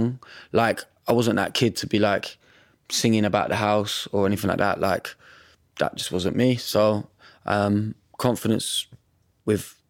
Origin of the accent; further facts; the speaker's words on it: Bedford, East of England, United Kingdom; moved away; I'm from Bedford, so going home back to where I grew up